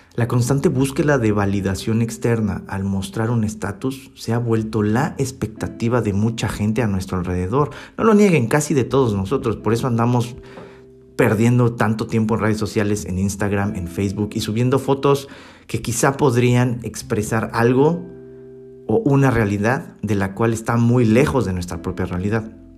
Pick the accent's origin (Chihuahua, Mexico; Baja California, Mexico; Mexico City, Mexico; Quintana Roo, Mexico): Mexico City, Mexico; moved away as an adult; also born or lived in Baden, Switzerland; como buen mexicano de la Ciudad de México